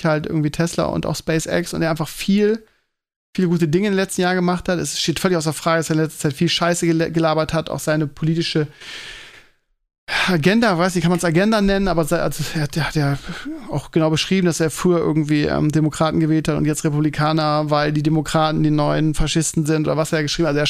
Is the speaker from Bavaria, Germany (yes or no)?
no; Bremen, Germany; now in Hamburg, Germany; aber ich vorher kenne ich als Bremer nicht den Begriff.